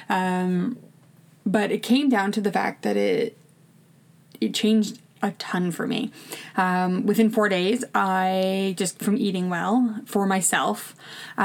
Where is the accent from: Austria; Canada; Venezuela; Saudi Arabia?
Canada; Ontario; moved away as an adult; also born or lived in Saskatchewan; we're from Ontario originally, we were living in Saskatchewan